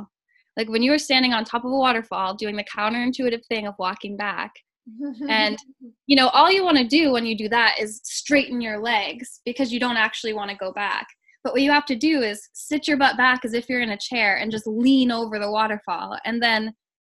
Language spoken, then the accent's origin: English; Maine, United States; I grew up in Maine